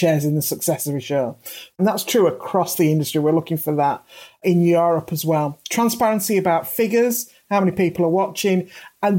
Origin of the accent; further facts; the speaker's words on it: United Kingdom; as a British writer working in the British system